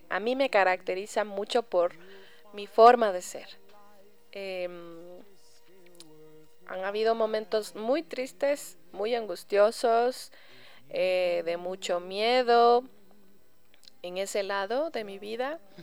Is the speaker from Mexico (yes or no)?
no; Ecuador; moved away as an adult; me fui del Ecuador, eh, como quien dice, sin la gracia de mis padres o de mi familia